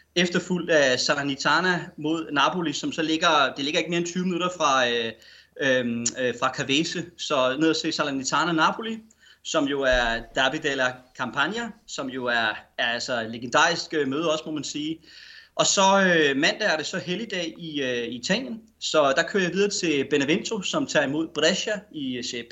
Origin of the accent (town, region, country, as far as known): Denmark